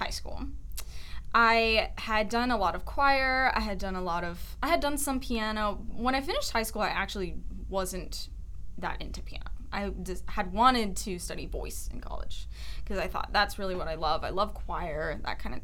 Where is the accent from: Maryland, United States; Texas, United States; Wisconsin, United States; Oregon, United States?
Texas, United States; Richardson, Austin; also born or lived in East Tennessee; now in Dallas, United States; I'm from a lot of places. Texas. I grew up in Richardson area